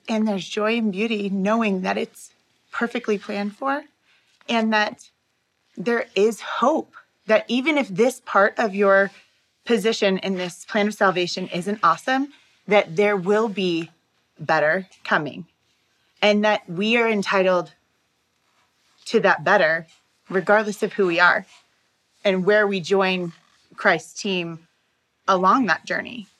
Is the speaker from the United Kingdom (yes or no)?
no; Taiwan; I am from Taiwan